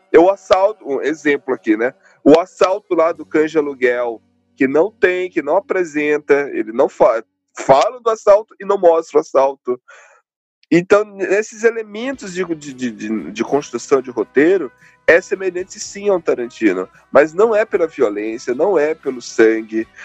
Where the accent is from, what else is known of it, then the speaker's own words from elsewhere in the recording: Northeast Region, Brazil; Eu vim do Nordeste, caramba.